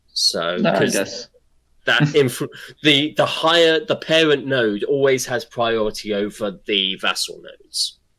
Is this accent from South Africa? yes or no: yes; South Africa; I'm South African, yes. I am clearly very South African.